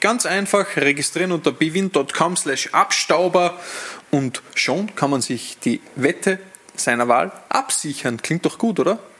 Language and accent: German; Salzburg, Austria; als Salzburger